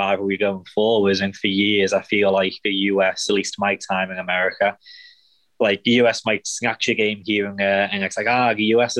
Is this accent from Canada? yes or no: no; England, United Kingdom; now in Kansas City, United States; being English